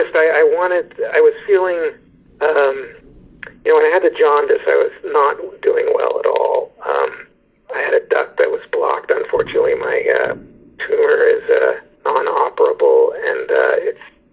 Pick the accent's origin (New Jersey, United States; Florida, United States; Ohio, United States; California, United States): California, United States; San Francisco; moved away as an adult; also born or lived in New York; I'm a San Francisco native